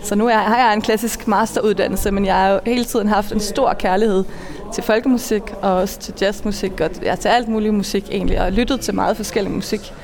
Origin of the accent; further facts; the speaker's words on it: Funen, Southern Denmark, Denmark; moved away as an adult; also born or lived in Malmö, Sweden / Norway; now in Copenhagen, Denmark; Jeg er født og opvokset på Fyn